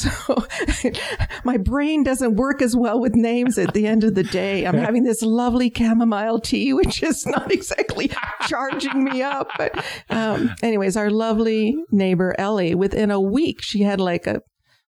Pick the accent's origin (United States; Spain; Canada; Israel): Canada; Chibougamau, Quebec; moved away; I grew up in Northern Quebec in a small mining town called Chibougamau